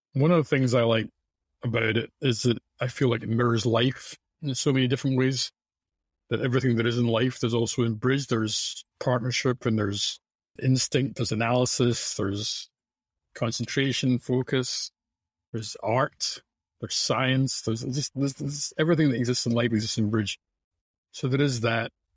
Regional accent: Scotland, United Kingdom; now in United States; in, in Scotland, I would say the focus, which is what, what I grew up

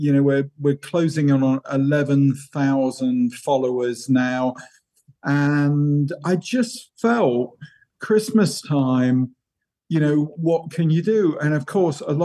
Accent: England, United Kingdom; as an English guy

